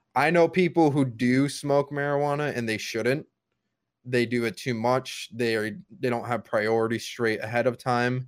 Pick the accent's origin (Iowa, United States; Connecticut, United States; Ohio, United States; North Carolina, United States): Connecticut, United States; Connecticut, my home state